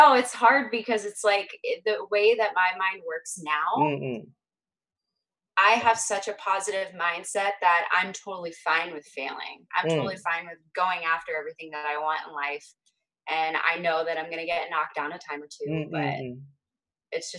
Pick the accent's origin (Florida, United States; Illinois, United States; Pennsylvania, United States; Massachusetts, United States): Pennsylvania, United States; Hershey; now in Northern California, United States; I'm originally from Hershey, Pennsylvania, and now I reside in Northern California.